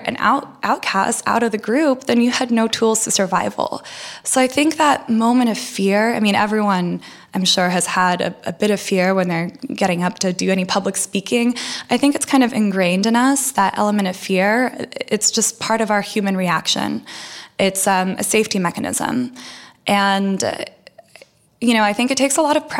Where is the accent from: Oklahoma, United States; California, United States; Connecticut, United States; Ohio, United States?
California, United States; outside of San Francisco; first language Russian; English is a second language; also born or lived in Russia; I grew up outside of San Francisco